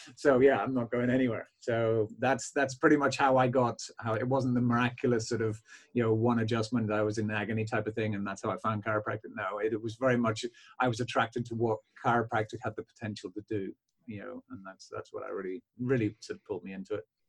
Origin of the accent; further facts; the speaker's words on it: Belfast, Northern Ireland, United Kingdom; now in County Cork, Ireland; my practice actually is down south in County Cork, but I'm from Belfast originally